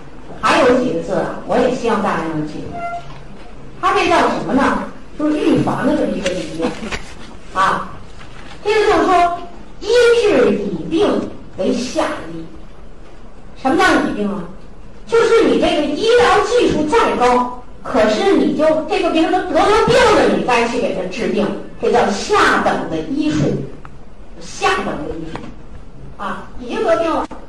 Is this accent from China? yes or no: yes; China; 我们中国人更有意思